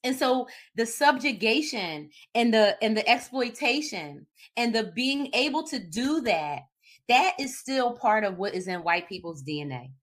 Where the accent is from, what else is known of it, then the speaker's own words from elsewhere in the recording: Philadelphia, Pennsylvania, United States; I'm from Philly